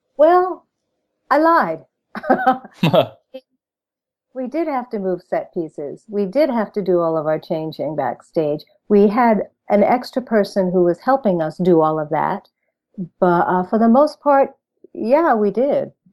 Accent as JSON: {"language": "English", "town": "Pawcatuck", "region": "Connecticut", "country": "United States", "said": "I am from a little town called Pawcatuck, Connecticut"}